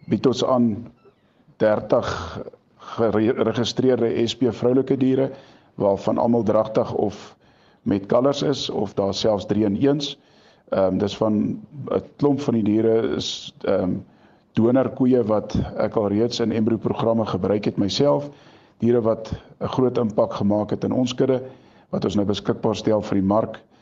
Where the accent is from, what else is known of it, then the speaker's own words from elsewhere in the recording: Standerton, Mpumalanga, South Africa; ons is van Standerton distrik, ehm um, naby geleë in 'n amptelik die kleinste dorpie in Suid-Afrika val ehm um, in de, in die provinsie Mpumalanga